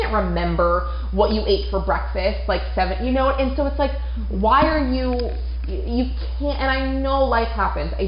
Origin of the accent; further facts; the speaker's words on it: Maine, United States; moved away; Maine, which is obviously where I'm from